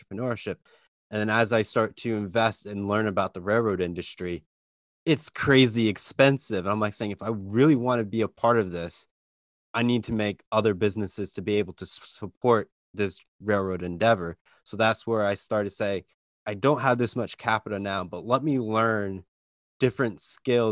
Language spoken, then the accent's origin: English; Lehigh Valley, Eastern Pennsylvania, United States; I'm from Eastern Pennsylvania, so Lehigh Valley.